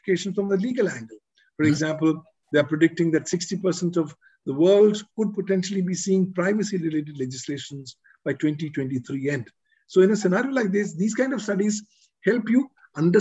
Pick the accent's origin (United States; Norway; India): India; I'm from India